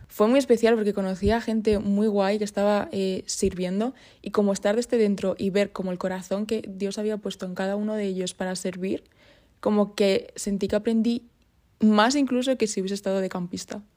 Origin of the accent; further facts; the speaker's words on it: Puertollano, Castilla-La Mancha, Spain; moved away as an adult; also born or lived in Burgos; vengo de Puerto Llano, de ese pueblecito pequeño